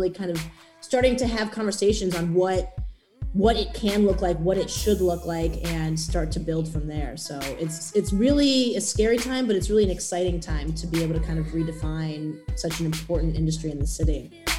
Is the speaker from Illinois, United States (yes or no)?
yes; Chicago, Illinois, United States; also born or lived in Washington, D.C.; I grew up in Lincoln Park. That was beautiful. It was just like tons of parks. I grew up really close to the beach. I went to public school.